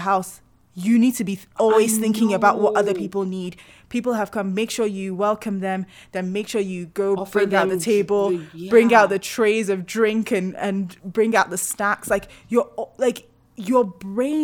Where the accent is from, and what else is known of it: Nigeria